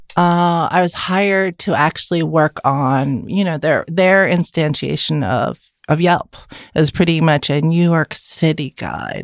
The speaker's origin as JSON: {"language": "English", "region": "Vienna", "country": "Austria", "tie": "born or raised there", "first_language": "German", "second_language": "English", "moved": "as an adult", "lives_now": "San Francisco, United States", "said": "I was born and raised in Vienna, Austria, and I lived there for eighteen years"}